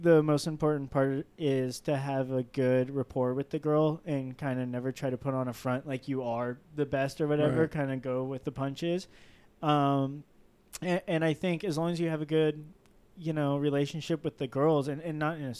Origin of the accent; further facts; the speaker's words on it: Manhattan Beach, California, United States; I grew up in Manhattan Beach